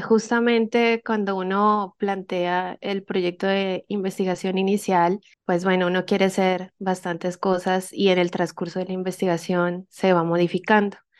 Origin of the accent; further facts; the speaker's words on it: Colombia; also born or lived in Mexico; yo soy colombiana, pero hice el doctorado en México